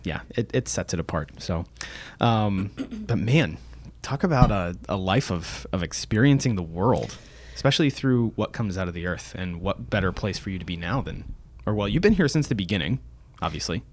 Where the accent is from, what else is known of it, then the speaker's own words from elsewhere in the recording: Orlando, Florida, United States; also born or lived in Altamonte Springs; now in Atlanta, United States; I grew up in Orlando